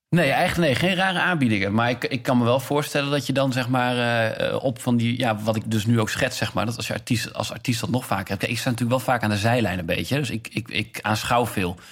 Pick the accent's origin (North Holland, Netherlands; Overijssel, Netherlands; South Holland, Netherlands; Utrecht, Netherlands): Overijssel, Netherlands; Enschede; moved away as an adult; also born or lived in Zwolle; now in Amsterdam, Netherlands; ik ben geboren in Zwolle en opgegroeid in Enschede.